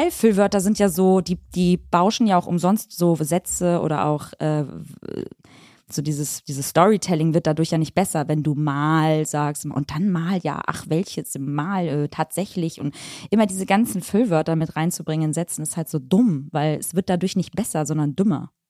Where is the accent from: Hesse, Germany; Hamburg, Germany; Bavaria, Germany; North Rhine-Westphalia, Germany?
Hamburg, Germany; also tatsächlich bin ich aus Hamburg.